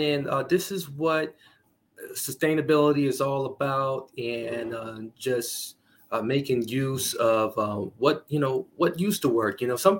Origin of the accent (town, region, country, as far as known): Wisconsin, United States; born or raised there